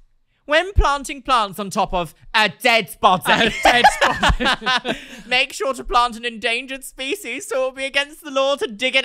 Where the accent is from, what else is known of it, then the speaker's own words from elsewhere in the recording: Brighton, South East England, United Kingdom; when I was a Brighton girl, obviously I grew up in Brighton